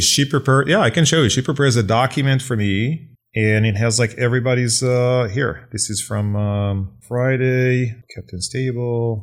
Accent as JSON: {"language": "English", "country": "Israel", "tie": "born or raised there", "moved": "yes", "said": "I was born and raised in Israel"}